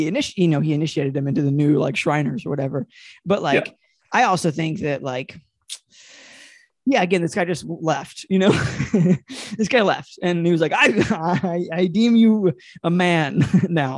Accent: Asheville, North Carolina, United States; in my hometown, Asheville, North Carolina

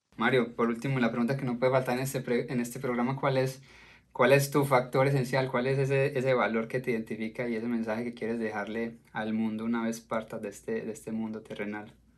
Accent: Colombia; como colombiano

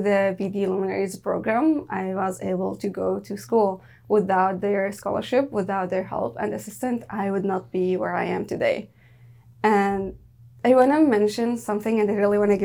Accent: Daraa, Daraa Governorate, Syria; English is a second language; now in Canada; I came from Dara

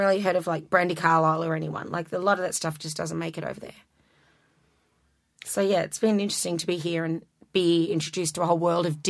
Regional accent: Australia; moved away as an adult; now in New York, United States; I'm from Australia.

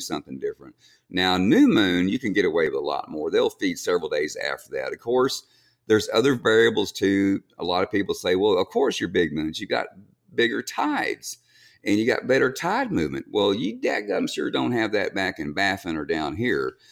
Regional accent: Kingsville, Texas, United States; I grew up in Kingsville

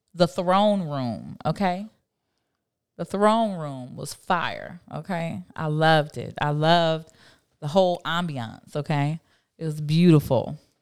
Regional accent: Miami, Florida, United States; also born or lived in Fort Lauderdale; I'm a city girl. I'm from Miami

